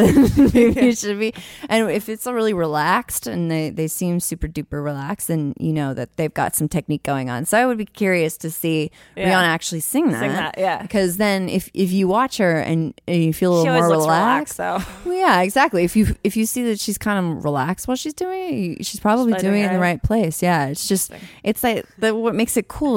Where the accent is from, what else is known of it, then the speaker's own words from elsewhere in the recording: San Francisco, California, United States; moved away; come back home to San Francisco because I've never done a big production in my hometown ever, like, ever. And I grew up in the Haight-Ashbury.